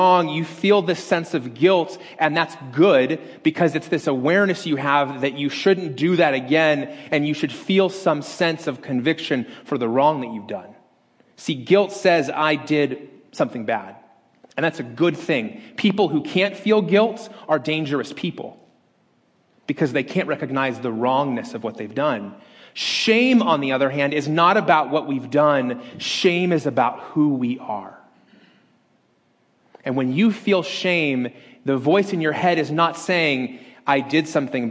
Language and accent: English; Las Vegas, Nevada, United States; moved away; my hometown